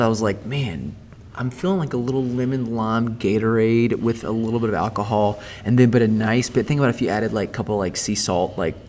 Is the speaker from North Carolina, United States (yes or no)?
yes; Raleigh, North Carolina, United States; I'm from Raleigh.